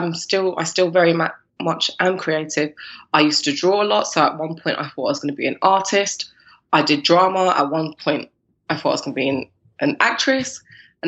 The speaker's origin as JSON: {"language": "English", "region": "London", "country": "United Kingdom", "tie": "born or raised there", "also_born_or_lived": "Oklahoma, United States / Mexico / France", "said": "I was born in London, but my parents were born in the Caribbean"}